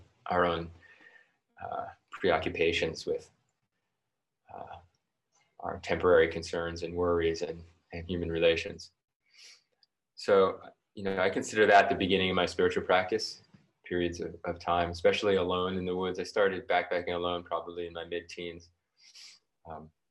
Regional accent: New York City, New York, United States; I grew up in New York City, so very urban

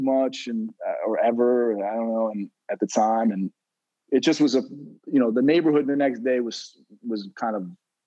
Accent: New York City, New York, United States; And I'm from New York City originally. I'm from Manhattan.

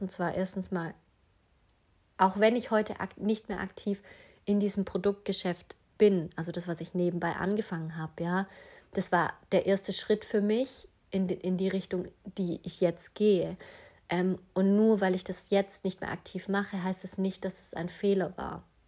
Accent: Stuttgart area, Baden-Württemberg, Germany; Ich komme ja aus dem Umkreis Stuttgart.

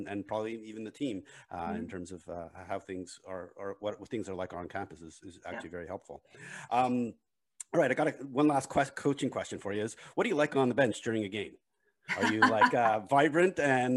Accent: Montreal, Quebec, Canada; growing up in Montreal

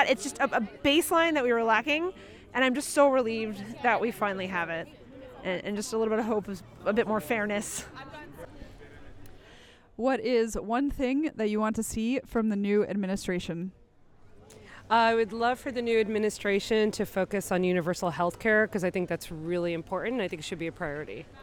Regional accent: Pennsylvania, United States; I'm very happy for my home state, Pennsylvania, to have come around.

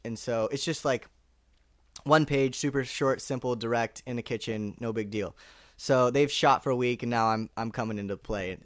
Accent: Orinda, California, United States; moved away as an adult; now in Los Angeles, United States; my family, we grew up in a small town called Orinda, which is just twenty minutes outside of San Francisco

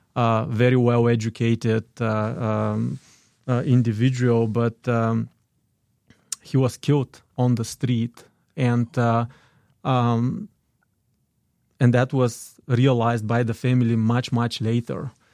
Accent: Dobrich, Dobrich Province, Bulgaria; English is a second language; moved away as an adult; now in United States; I was born in Dobrich. That is, uh, northeastern part of Bulgaria

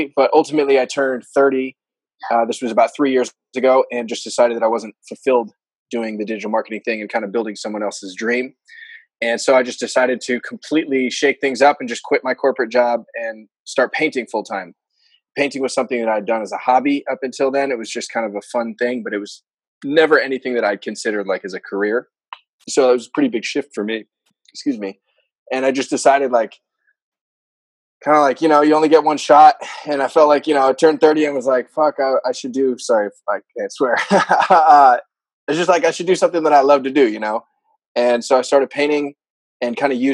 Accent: Bay Area, California, United States; I grew up here in the Bay Area, born and raised

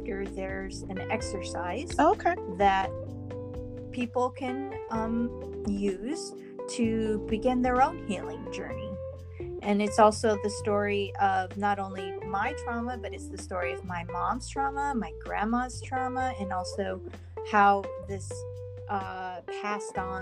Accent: California, United States; I'm from California

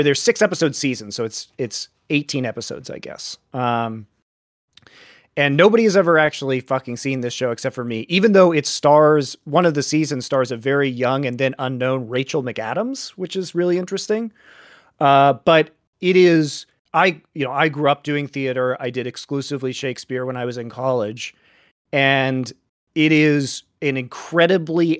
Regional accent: Colorado, United States; also born or lived in Europe / Korea; I'm from Colorado

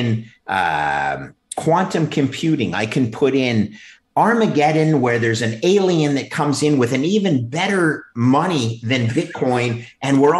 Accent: Quebec, Canada; I'm from Quebec

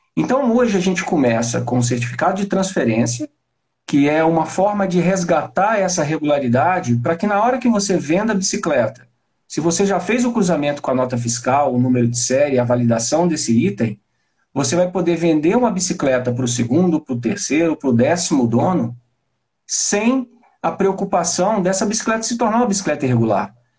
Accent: Belo Horizonte, Minas Gerais, Brazil; eu estou em Belo Horizonte

